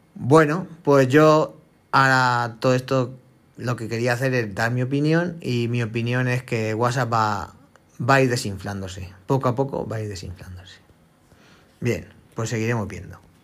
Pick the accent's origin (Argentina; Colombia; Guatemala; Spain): Spain; somos españoles